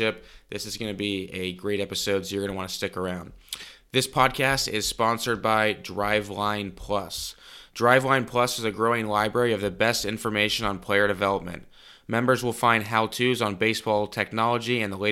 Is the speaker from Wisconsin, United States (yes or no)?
no; Cincinnati, Ohio, United States; growing up in Cincinnati